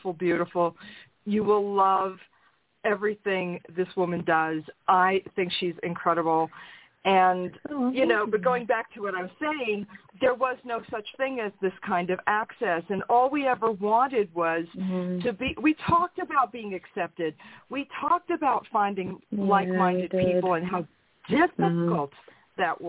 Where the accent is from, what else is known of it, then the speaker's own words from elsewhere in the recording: New York, United States; I'm from New York